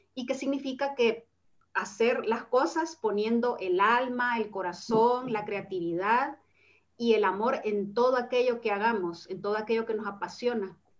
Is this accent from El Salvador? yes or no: yes; El Salvador; moved away as an adult; now in Spain